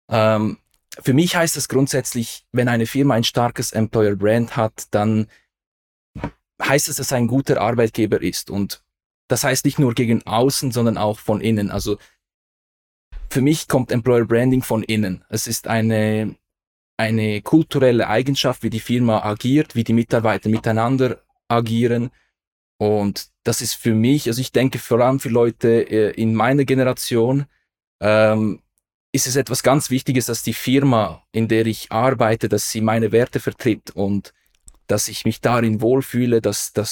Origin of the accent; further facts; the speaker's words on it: Aarau, Aargau, Switzerland; Also ich bin in Aarau zur Schule gegangen. Also da sind wir eigentlich fast Nachbarn gewesen. Also ich bin in der Nähe von, vom, von Aarau. Das ist die Hauptstadt unseres Kantons, also Kanton Aargau.